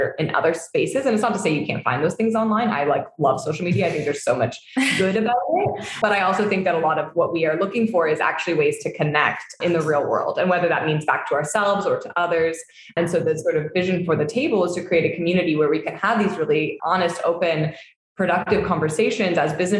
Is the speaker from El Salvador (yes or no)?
no; Hamilton, Ontario, Canada; moved away as an adult; now in Tulum, Mexico; We're both born and raised there, but didn't like know each other growing up